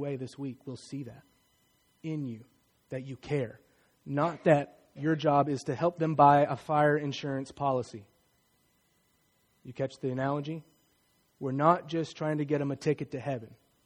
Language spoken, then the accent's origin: English; Martinsville, United States; Many of my friends growing up in Martinsville don't look like me